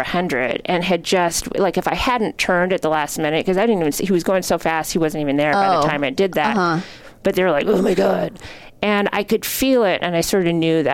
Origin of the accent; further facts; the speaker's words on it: Helena, Montana, United States; also born or lived in Basel, Switzerland; I came from Helena, Montana, which is this very small town.